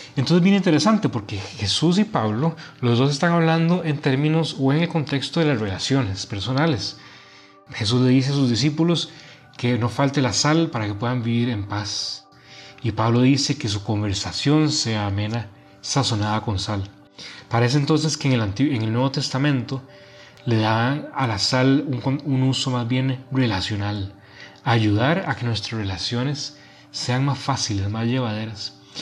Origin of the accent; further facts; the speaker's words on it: Costa Rica; now in Monterrey, Mexico; soy originario de Costa Rica y viviendo ahora en Monterrey